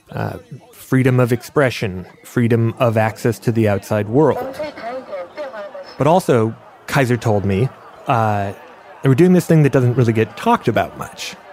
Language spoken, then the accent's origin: English; China; English is a second language; now in Boston, United States; I'm from original from China.